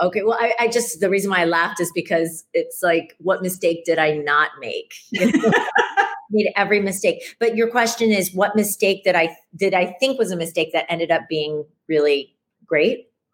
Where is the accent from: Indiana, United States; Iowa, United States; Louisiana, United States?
Iowa, United States; Ames; now in New York City, United States; I grew up in Ames, Iowa, of all places